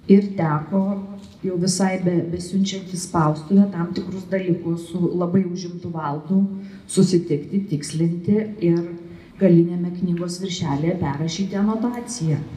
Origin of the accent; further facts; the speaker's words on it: Kaunas, Kaunas County, Lithuania; Mes abu esam kauniečiai